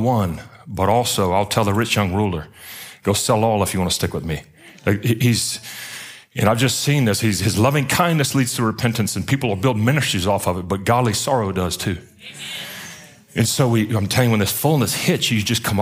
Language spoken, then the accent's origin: English; Baton Rouge, Louisiana, United States; also born or lived in Pensacola, Florida; now in Atlanta, United States; I'm from Baton Rouge down south, down at the bottom of the boot